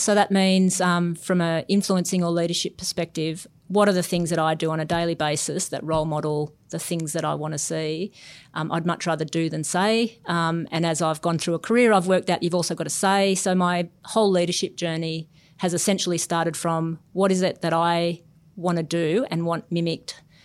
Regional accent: Newcastle, New South Wales, Australia; also born or lived in Sydney; I grew up in Newcastle. I moved to Sydney

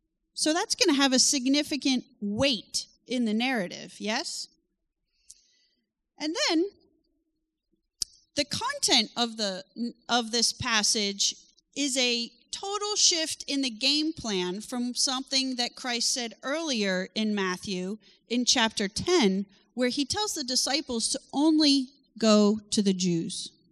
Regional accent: France; I grew up in France. And my parents still live there

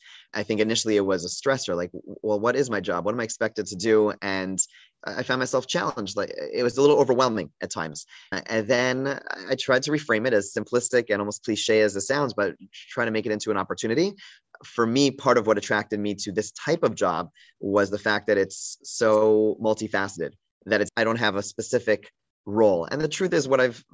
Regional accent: Canada; moved away as an adult; also born or lived in Montreal, Canada / Toronto, Canada; now in Baltimore, United States; I am from Canada. I lived in Montreal and Toronto.

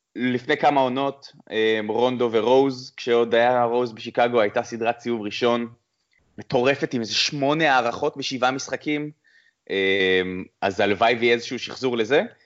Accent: Ness Ziona, Central District, Israel; now in United States; אני לא מארצות הברית, אני מנס ציונה

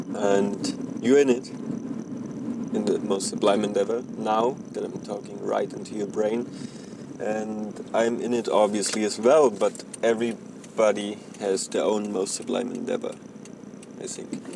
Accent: Germany; now in North America; I'm originally from Germany

